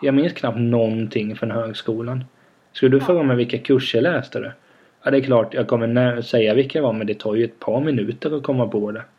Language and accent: Swedish; Vena, Sweden; moved away; när man är i Vena då där jag kommer ifrån